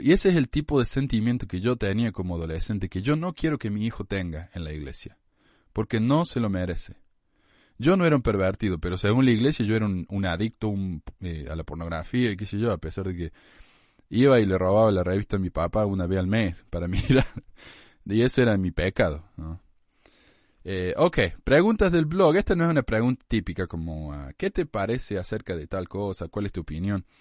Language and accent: Spanish; Argentina; now in United States; en mi país, en Argentina